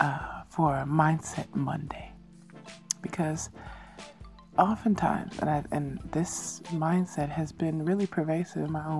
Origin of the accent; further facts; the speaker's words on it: Chicago, Illinois, United States; moved away as an adult; now in Korea; from Chicago, my hometown